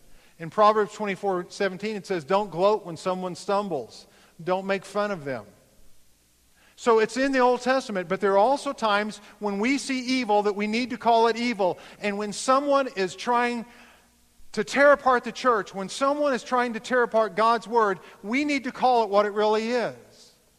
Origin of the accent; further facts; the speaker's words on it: United States; I'm of German descent. I will not, as an American, stand up and allow this to happen on my watch.